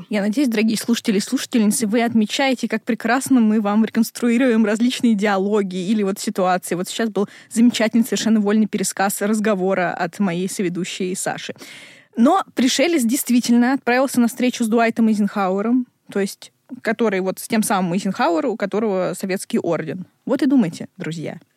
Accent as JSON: {"language": "Russian", "town": "Zhulebino", "region": "Moscow", "country": "Russia", "said": "я отсюда, я из Жулебина."}